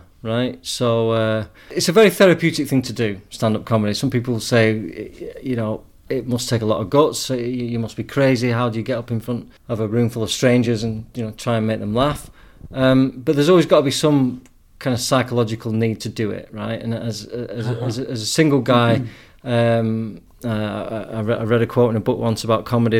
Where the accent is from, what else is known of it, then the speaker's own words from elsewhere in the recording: England, United Kingdom; moved away as an adult; now in Spain; I'm from England